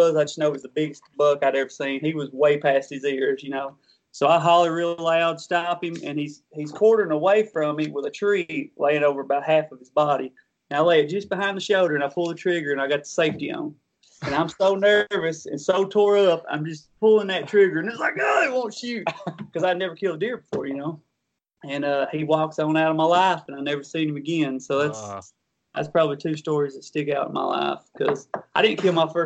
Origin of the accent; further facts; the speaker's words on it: Kentucky, United States; young country boys growing up in Kentucky.